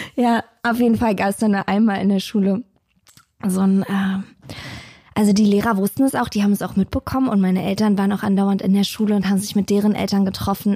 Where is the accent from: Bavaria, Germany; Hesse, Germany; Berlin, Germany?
Berlin, Germany; Ich bin in Hellersdorf aufgewachsen